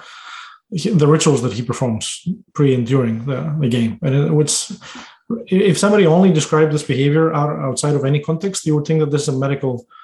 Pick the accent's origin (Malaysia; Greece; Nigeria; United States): Greece; moved away